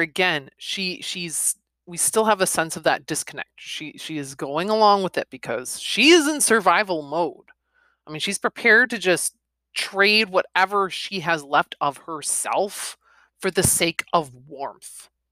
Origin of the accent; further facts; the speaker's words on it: United States; I'm American